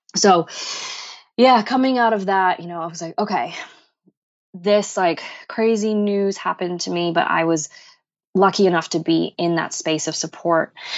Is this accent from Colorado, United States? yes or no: no; Boston, Massachusetts, United States; growing up in Boston, we have really terrible winters here